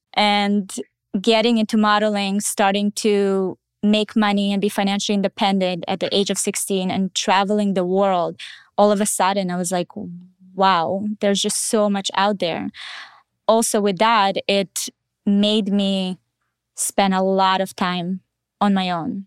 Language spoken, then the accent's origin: English; Israel; born or raised there; also born or lived in Russia